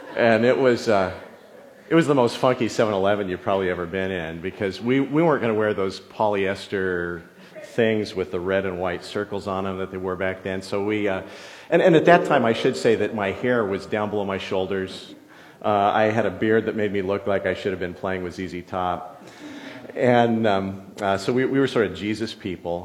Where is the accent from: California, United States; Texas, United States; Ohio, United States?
California, United States; San Jose; also born or lived in farm country; when we moved to San Jose, my dad wanted to have, you know, property big enough where he could park his plumbing trucks. And so that meant we were in East San Jose